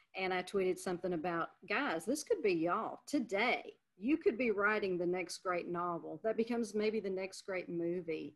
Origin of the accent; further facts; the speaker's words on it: Louisiana, United States; moved away; Louisiana is my home state